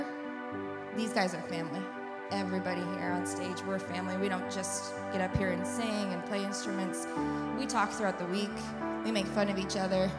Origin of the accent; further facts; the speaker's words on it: New York, United States; moved away as an adult; also born or lived in Syracuse; now in Tulsa, United States; I was born and raised in New York